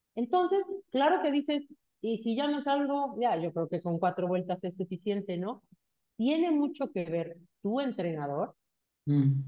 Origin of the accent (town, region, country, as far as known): Mexico